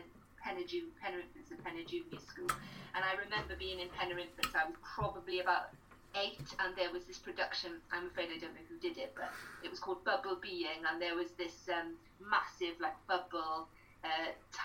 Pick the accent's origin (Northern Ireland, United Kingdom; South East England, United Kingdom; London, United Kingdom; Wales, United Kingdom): Wales, United Kingdom; Pembroke Dock; I was brought up in Pembroke Dock